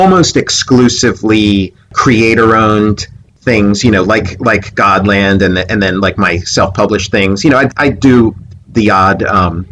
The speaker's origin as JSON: {"language": "English", "town": "Philadelphia", "region": "Pennsylvania", "country": "United States", "also_born_or_lived": "Pittsburgh", "moved": "yes", "said": "I'm from Philadelphia originally, same state as Pittsburgh"}